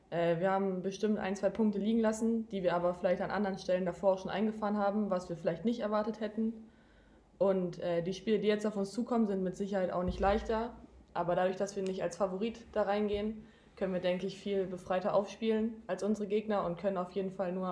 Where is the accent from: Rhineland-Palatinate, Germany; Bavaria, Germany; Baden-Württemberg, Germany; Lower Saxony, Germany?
Lower Saxony, Germany; now in Leipzig, Germany; Äh, also ich komme ursprünglich aus dem Norden. Ich wohne neben Bremen in Niedersachsen